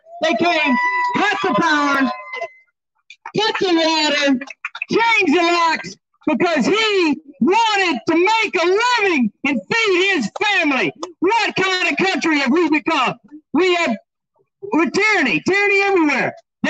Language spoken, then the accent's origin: English; Texas, United States; I'm from Texas. We don't put up with this kind of stuff down there.